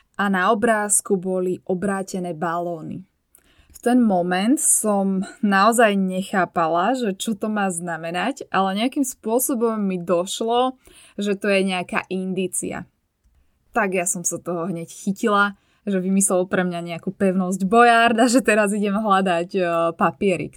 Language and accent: Slovak; Bratislava, Bratislava Region, Slovakia; z Bratislavy, odkiaľ pochádzam ja